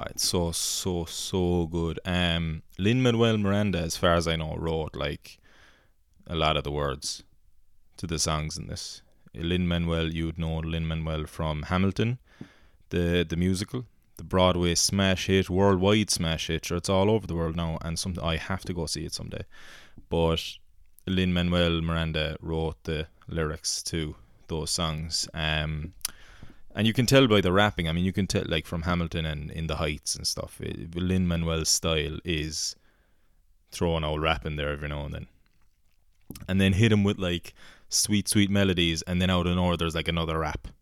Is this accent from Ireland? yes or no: yes; Rathpeacon, Munster, Ireland